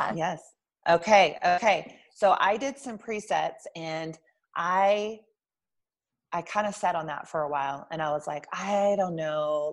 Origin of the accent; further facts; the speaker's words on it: Lubbock, Texas, United States; moved away as an adult; also born or lived in Albuquerque, New Mexico; I'm originally from Lubbock, Texas, which is about 200,000 people.